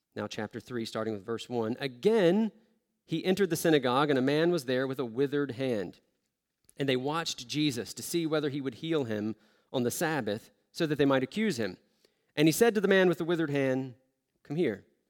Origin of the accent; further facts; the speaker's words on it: the South, United States; moved away; I grew up in the South